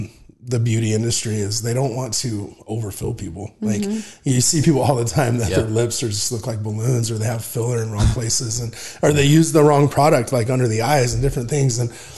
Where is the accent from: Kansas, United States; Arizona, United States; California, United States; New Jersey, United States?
Arizona, United States; We're Arizonans, true and true.